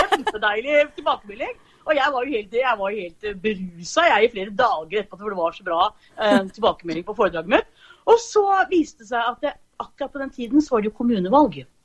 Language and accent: Norwegian; Asker, Akershus, Norway; moved away as an adult; also born or lived in Horten; now in Fredrikstad, Norway; Jeg er egentlig fra Asker